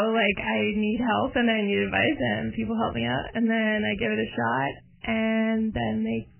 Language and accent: English; Regina, Saskatchewan, Canada; I'm from Regina.